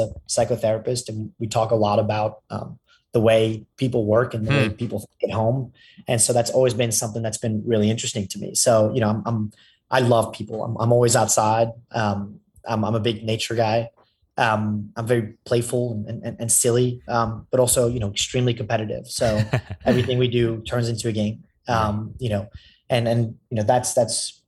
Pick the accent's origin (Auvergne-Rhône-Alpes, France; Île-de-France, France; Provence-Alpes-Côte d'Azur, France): Île-de-France, France; Paris; moved away; also born or lived in London / Austin, Texas; I was brought up in Paris